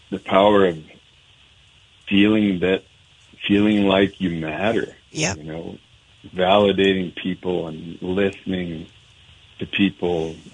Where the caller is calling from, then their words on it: Helena, Montana, United States; No, I'm I'm not home, in Helena, Montana.